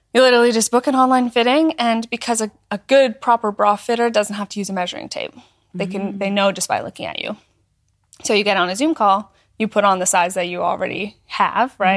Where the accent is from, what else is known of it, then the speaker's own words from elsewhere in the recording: small town in northern Alberta, Canada; moved away; I'm from Canada. Yeah. Um, a small town in northern Alberta. I grew up